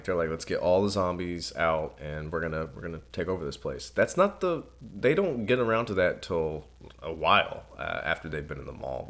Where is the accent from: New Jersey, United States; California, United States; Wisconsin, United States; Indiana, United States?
Indiana, United States; I'm from Indiana